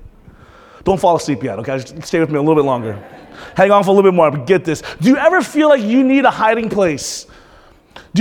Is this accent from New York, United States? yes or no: no; Panama City, Florida, United States; moved away; I'm from Panama City. That's my hometown.